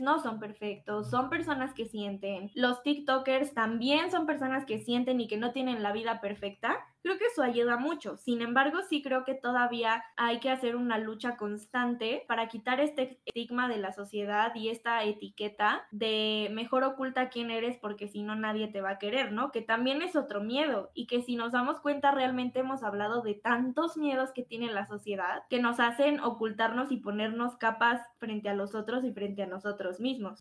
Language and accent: Spanish; Mexico; Como mexicanos